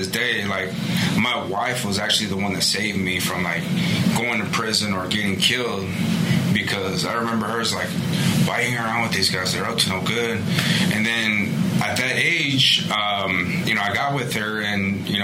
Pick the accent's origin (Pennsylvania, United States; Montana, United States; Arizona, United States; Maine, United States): Arizona, United States; Phoenix; I was actually born and raised in Phoenix. So for a lot of people that don't know Phoenix, I grew up in West Phoenix